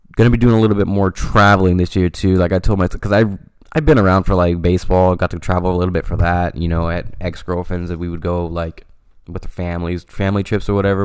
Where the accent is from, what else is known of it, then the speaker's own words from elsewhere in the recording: Stockton, California, United States; I'm from Stockton, California, and it is everybody knows everybody type of thing